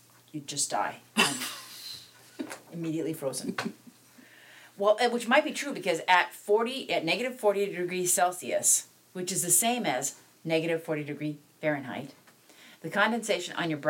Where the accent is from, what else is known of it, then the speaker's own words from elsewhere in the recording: South Dakota, United States; now in Minnesota, United States; I was raised in South Dakota